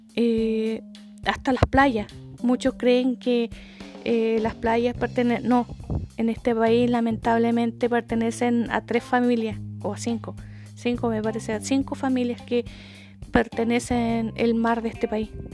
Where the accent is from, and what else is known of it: Chile